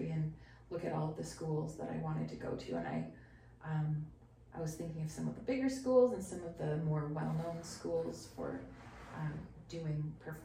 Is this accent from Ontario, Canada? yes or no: no; Leduc, Alberta, Canada; moved away as an adult; also born or lived in Edmonton, Canada / Lethbridge, Canada; now in Saskatoon, Canada